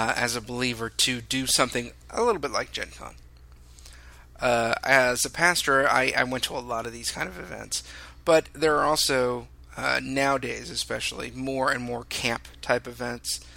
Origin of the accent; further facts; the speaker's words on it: Southern California, United States; I'm from Southern California